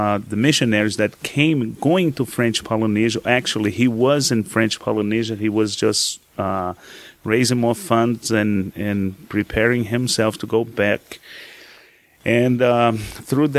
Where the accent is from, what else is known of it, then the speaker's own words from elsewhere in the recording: Brazil; moved away as an adult; also born or lived in New York, United States; I was born in Brazil, and I came into the U.S.